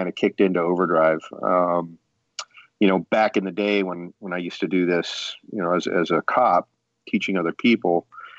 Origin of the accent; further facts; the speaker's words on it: California, United States; moved away as an adult; now in Edisto Island, South Carolina, United States; I'm primarily from California. I spent most of my career there as a police officer in the San Francisco Bay Area. And also I grew up there as a teenager